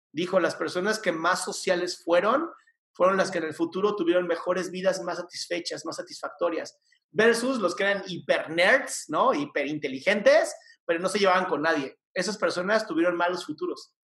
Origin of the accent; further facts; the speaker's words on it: Mexico City, Mexico; Yo nací en esta ciudad hermosa, la Ciudad de México. Soy chilango de toda mi vida